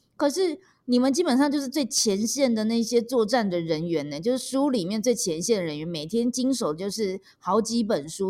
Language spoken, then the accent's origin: Chinese; Taipei, Taiwan; 我们台北人